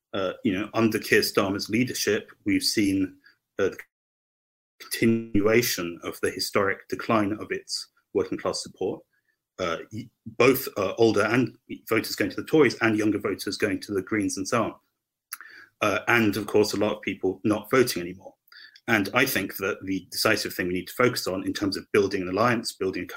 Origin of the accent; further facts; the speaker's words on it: Hampshire, South East England, United Kingdom; I'm from Hampshire